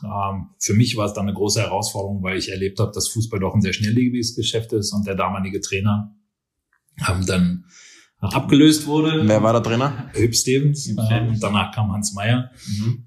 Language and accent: German; Berlin, Germany; moved away as an adult; also born or lived in Nuremberg / China / Australia / Los Angeles; now in Vienna, Austria; Ich bin äh, genau in Berlin geboren, aufgewachsen